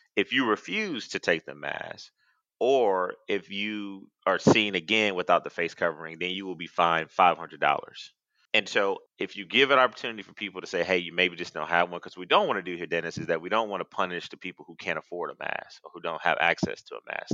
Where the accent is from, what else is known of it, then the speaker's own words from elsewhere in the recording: Athens, Georgia, United States; I grew up in Athens